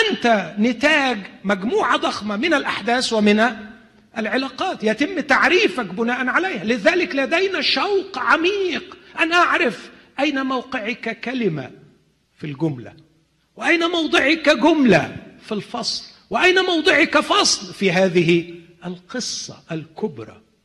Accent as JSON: {"language": "Arabic", "town": "Alexandria", "region": "Alexandria Governorate", "country": "Egypt", "tie": "born or raised there", "said": "انا من الناس اللي قضوا طفولتهم في مصر"}